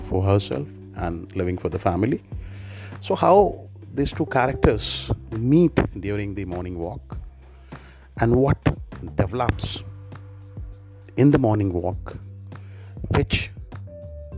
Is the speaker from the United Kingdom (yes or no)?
no; India; I'm from India